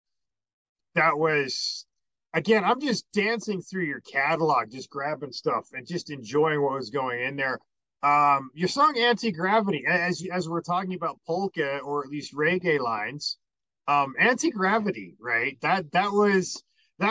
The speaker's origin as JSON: {"language": "English", "country": "United States", "also_born_or_lived": "Montreal", "said": "I'm American"}